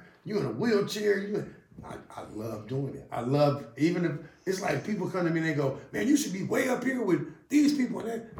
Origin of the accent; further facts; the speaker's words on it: Berkeley, California, United States; I'm from Berkeley.